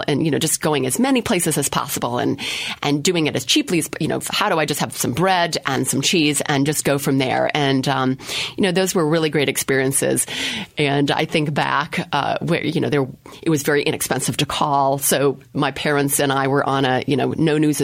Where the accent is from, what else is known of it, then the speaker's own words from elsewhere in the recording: Minneapolis, Minnesota, United States; I grew up in Minneapolis, Minnesota, with a single mom and all that stuff.